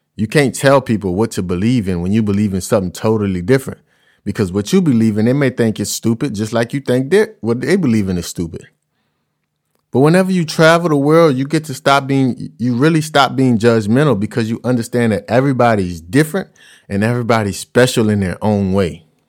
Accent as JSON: {"language": "English", "region": "Louisiana", "country": "United States", "said": "I'm from Louisiana and we cook a certain way. So traveling the world, food is kinda difficult for me because I've ate this way my whole life"}